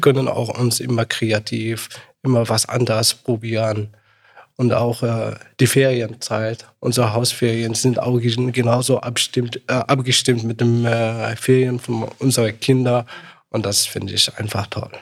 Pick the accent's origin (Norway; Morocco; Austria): Morocco; German is a second language; now in Germany; Ich komme ja aus Marokko